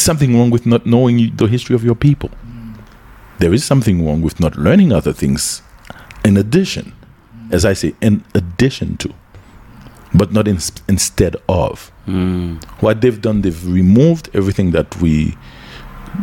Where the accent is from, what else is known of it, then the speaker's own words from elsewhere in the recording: United States; also born or lived in Haiti; When I was a kid in the United States, when I was growing up in the United States